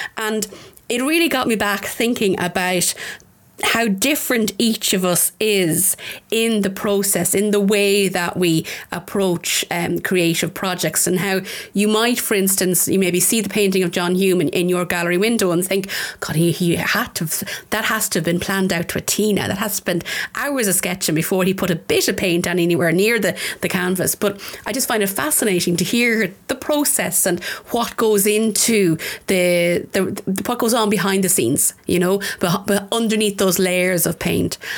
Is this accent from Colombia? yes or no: no; Tullamore, County Offaly, Ireland; I'm a very proud Offaly woman. I'm from Tullamore, um, the town.